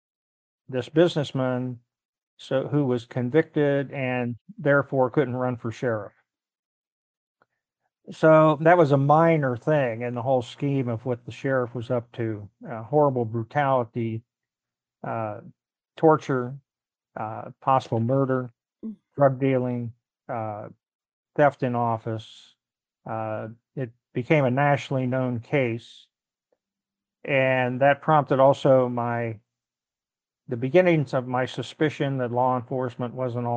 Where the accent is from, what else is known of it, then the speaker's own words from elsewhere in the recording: Ohio, United States; moved away as an adult; also born or lived in Washington, D.C. / Pittsburgh / Chicago; return to Ohio, my home state